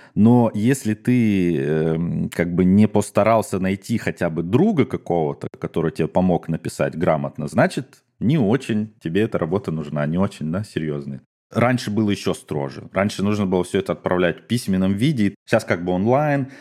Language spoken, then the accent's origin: Russian; Omsk, Omsk Oblast, Russia; now in Essen, Germany; я родился в Омске